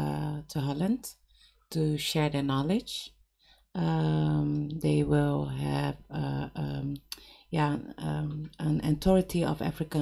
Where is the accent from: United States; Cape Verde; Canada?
Cape Verde; And I'm from Cape Verde, and I only know I'm from Cape Verde.